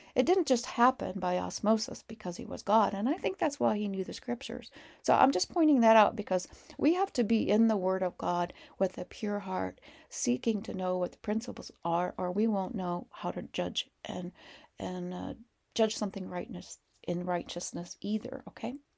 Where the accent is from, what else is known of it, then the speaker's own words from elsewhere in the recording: Montana, United States; we're from Montana